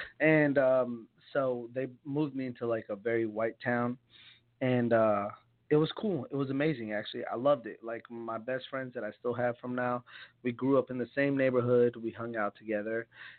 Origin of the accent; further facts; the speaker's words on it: Freehold, New Jersey, United States; moved away as an adult; also born or lived in Elizabeth, New Jersey; In Freehold, New Jersey, is where I grew up. But I was born in Elizabeth.